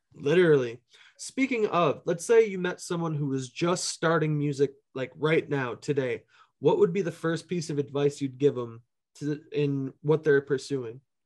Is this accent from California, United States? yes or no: no; Minneapolis, Minnesota, United States; Minneapolis has shaped a lot of where my sound comes from, just as far as, like, people I knew and, like, growing up there